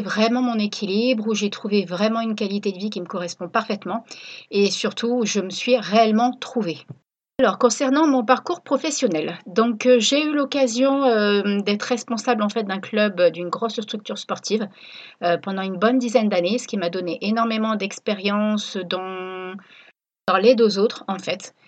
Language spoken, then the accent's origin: French; Reims, Grand Est, France; moved away as an adult; also born or lived in La Ciotat; now in Réunion, France; Je suis originaire de Reims